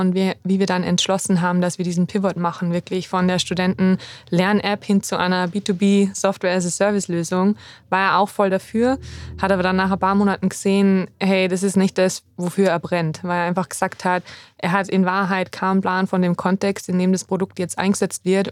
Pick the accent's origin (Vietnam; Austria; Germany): Austria; Salzburg; moved away as an adult; also born or lived in Innsbruck; Ich bin im schönen Salzburg in Österreich aufgewachsen